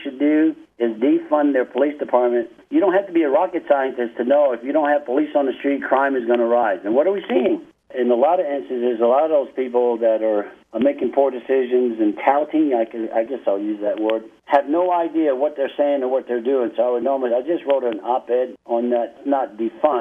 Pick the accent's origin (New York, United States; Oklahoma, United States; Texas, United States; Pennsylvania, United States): New York, United States; New York City; moved away as an adult; also born or lived in Fayetteville, West Virginia; now in Albuquerque, United States; I was born in Fayetteville, West Virginia, but my mom moved while I was a little baby. We moved to New York City, so I was raised in New York City from 3 months old further.